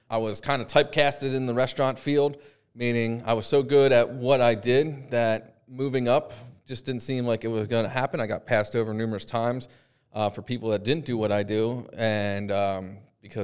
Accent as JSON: {"language": "English", "region": "Pennsylvania", "country": "United States", "said": "Well, I'm from Pennsylvania"}